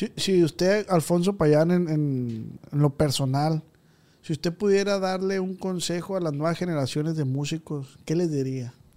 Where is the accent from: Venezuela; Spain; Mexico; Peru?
Mexico; Culiacán, Sinaloa; Yo soy de Culiacán, de aquí de Tierra Blanca.